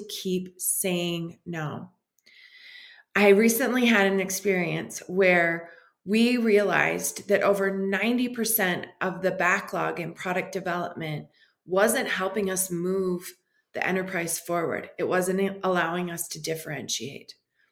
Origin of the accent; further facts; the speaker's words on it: Detroit, Michigan, United States; I was raised in Detroit, Michigan